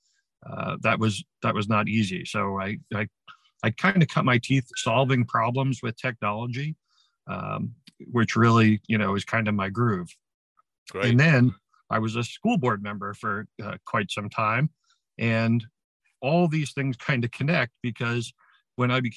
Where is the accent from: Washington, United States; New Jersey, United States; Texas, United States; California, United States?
New Jersey, United States; Ramsey; I became a volunteer firefighter and first responder in my hometown of Ramsey, New Jersey in 1984 when I was in high school